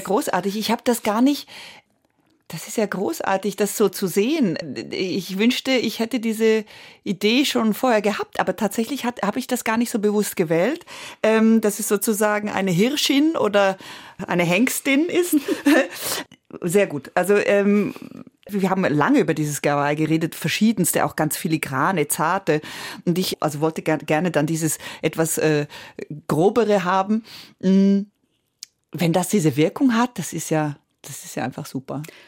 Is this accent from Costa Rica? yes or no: no; Switzerland; accent: Swiss German; first language Italian; German is a second language; Ich rechne auf Schweizerdeutsch. Oder ich merke, wenn ich sehr, sehr schwach bin oder sehr krank oder sowas, ist das, was am ehesten tatsächlich bleibt, das Schweizerdeutsche, obwohl ich das erst mit zehn gelernt habe. Also meine erste Sprache war Italienisch